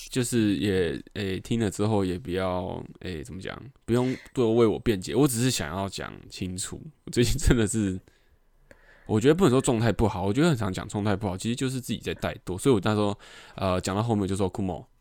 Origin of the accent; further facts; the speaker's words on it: Taiwan; 所以小时候就对台湾就是为什么要生在这个地方